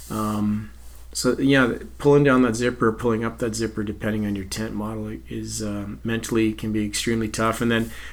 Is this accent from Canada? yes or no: yes; Edmonton, Alberta, Canada; I grew up in Edmonton